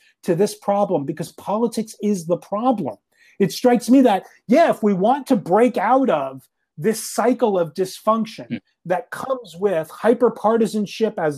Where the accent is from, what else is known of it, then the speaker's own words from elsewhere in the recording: Northeast, United States; now in Nashville, United States; I'm originally from the Northeast, as if you couldn't tell from my accent